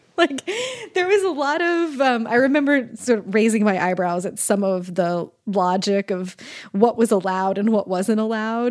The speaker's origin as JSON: {"language": "English", "region": "Kansas", "country": "United States", "said": "I'm from Kansas"}